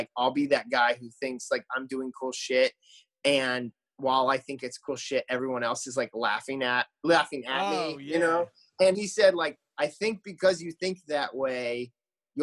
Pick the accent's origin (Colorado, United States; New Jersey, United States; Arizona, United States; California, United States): Arizona, United States; moved away as an adult; also born or lived in Phoenix / Tempe; now in Nashville, United States; I grew up in Arizona